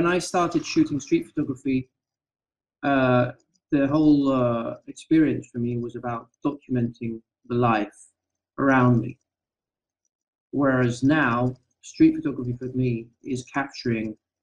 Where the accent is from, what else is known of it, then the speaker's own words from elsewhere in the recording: Athens, Attica, Greece; now in Rethymno, Greece; I'm originally from Athens, the capital of Greece.